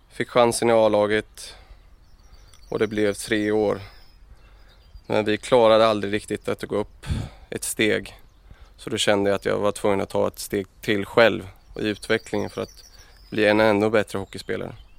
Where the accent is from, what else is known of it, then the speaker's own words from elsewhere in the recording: Örebro, Örebro County, Sweden; jag är uppvuxen, uppvuxen i Örebro och eh, ute i Adolfsberg